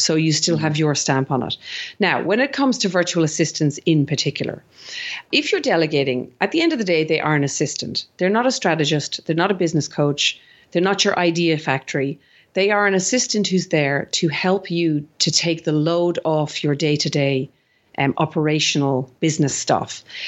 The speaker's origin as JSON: {"language": "English", "country": "Ireland", "accent": "Irish", "moved": "yes", "lives_now": "Sydney, Australia", "said": "I'm actually originally Irish, if you didn't, any of the listeners didn't pick up my accent."}